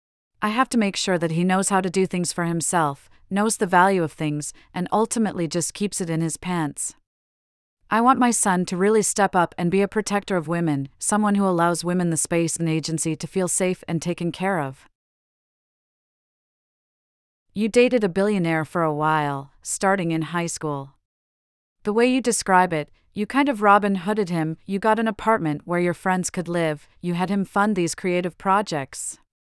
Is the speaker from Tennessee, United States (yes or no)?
no; New York, United States; I grew up in Yorkville, which is much nicer now, but at the time it was very working class, it was still affordable